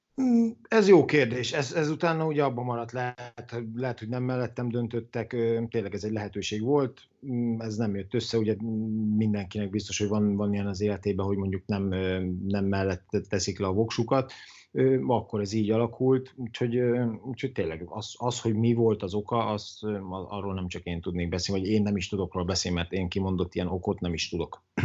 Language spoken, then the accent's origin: Hungarian; Dabas, Pest, Hungary; also born or lived in Italy; én ugye vidéki vagyok, dabasi vagyok, és ilyenkor dabason töltöm